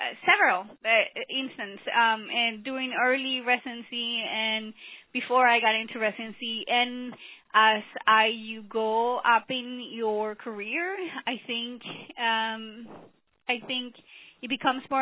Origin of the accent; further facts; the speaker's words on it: Colombia; moved away as an adult; I came from Colombia, South America